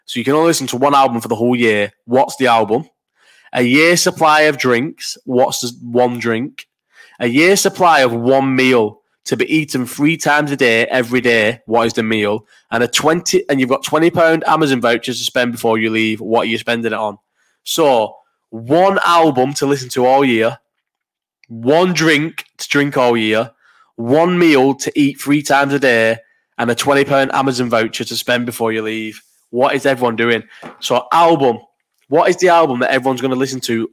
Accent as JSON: {"language": "English", "town": "Bolton", "region": "North West England", "country": "United Kingdom", "tie": "born or raised there", "also_born_or_lived": "Farnborough, Kent", "said": "I was born in Farnborough in Kent and moved to Bolton, where, as I've said numerous times, there wasn't another black family in the whole of Bolton until I was 15, 16"}